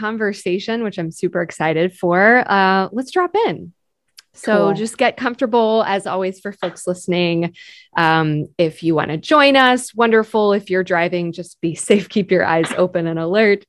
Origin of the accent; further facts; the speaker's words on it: Texas, United States; I'm from Texas too